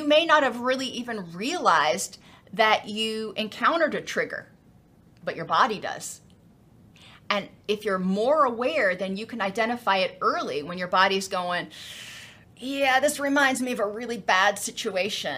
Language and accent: English; Florida, United States; I come from Florida